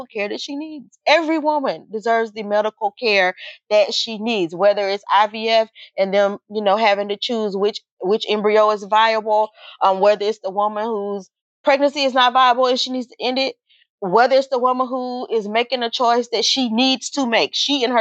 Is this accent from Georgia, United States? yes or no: yes; Georgia, United States; this little tiny Pentecostal lady in the Bible Belt, because we're from Georgia